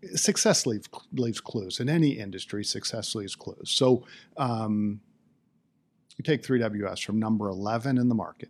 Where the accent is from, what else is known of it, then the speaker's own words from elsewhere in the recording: Johnstown, Pennsylvania, United States; I grew up in Johnstown